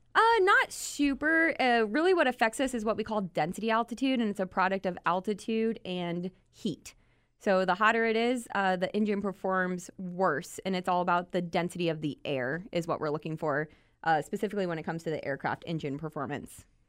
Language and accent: English; New Braunfels, Texas, United States; I'm originally born and raised in South Texas, New